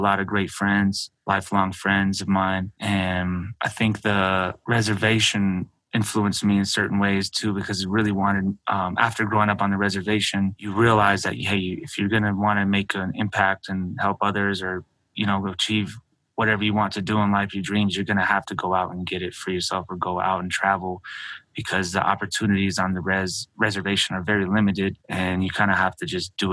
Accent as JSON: {"language": "English", "town": "Albuquerque", "region": "New Mexico", "country": "United States", "tie": "born or raised there", "also_born_or_lived": "Navajo Nation reservation, New Mexico", "said": "I was born and raised in Albuquerque, New Mexico. Then I moved to the reservation at a young age"}